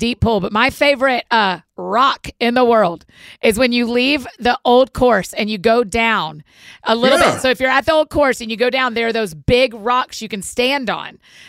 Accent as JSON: {"language": "English", "region": "the South", "country": "United States", "tie": "born or raised there", "said": "my neighbors growing up in the South."}